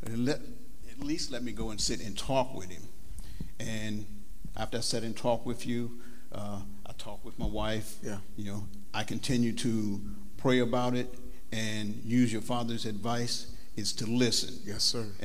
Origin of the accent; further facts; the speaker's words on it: Mansfield, Ohio, United States; moved away as an adult; I grew up in Mansfield, Ohio, and um, I came I came here about 30 years ago. Okay, I, I actually can say I grew up uh, in a church.